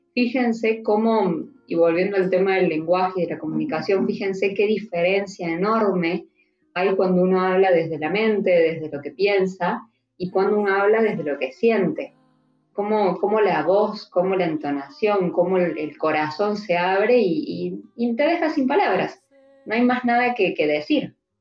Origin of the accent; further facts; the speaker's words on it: Mendoza, Argentina; now in Córdoba, Argentina; yo soy de Mendoza, vivo en Córdoba, entonces tengo toda mi familia allá